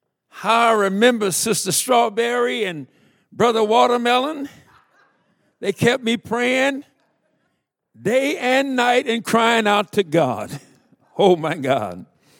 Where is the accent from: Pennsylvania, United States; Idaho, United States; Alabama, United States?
Alabama, United States; moved away as an adult; now in Minnesota, United States; When I came to Minnesota, I came in the winter. I'm from Alabama. I came in the dead winter.